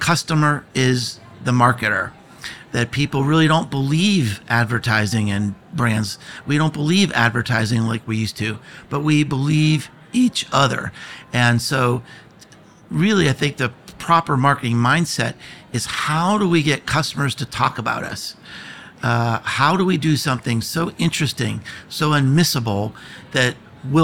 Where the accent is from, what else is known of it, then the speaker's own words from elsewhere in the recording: United States; I am from America